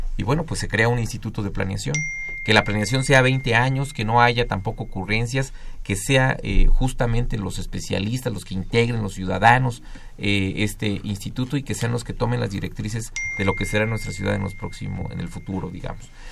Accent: Mexico

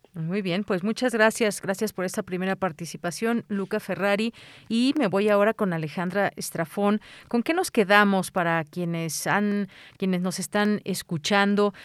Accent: Mexico; a todos como mexicanos

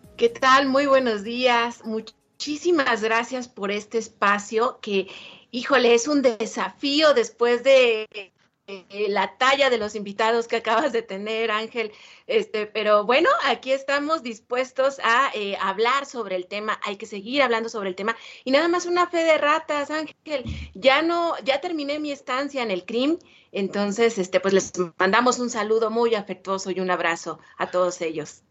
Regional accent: Mexico

